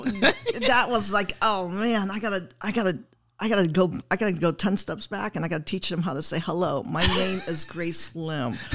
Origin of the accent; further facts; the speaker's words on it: Oshkosh, Wisconsin, United States; moved away; I'm from Wisconsin. I'm from Oshkosh, Wisconsin